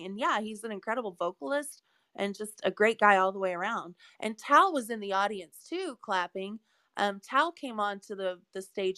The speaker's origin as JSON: {"language": "English", "town": "Austin", "region": "Texas", "country": "United States", "tie": "born or raised there", "moved": "as an adult", "lives_now": "Midwest, United States", "said": "I'm from Texas, where everything's called a Coke."}